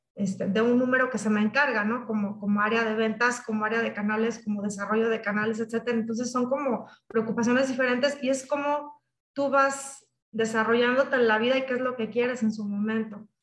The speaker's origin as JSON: {"language": "Spanish", "town": "La Piedad", "region": "Michoacán", "country": "Mexico", "also_born_or_lived": "Guadalajara, Mexico", "moved": "as an adult", "said": "yo soy de La Piedad, Michoacán, soy de Michoacán. Eh, inicié pues en una familia muy unida"}